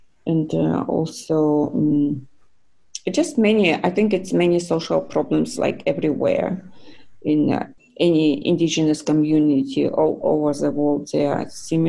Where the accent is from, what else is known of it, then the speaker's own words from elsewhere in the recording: Siberia, Russia; now in Arizona, United States; I came from Siberia and I came to a totally different environment, you know, to Arizona, where extremely hot.